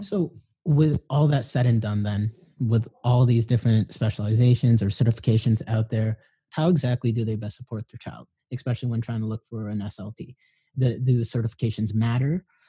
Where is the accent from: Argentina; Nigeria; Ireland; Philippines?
Philippines; I'm Filipino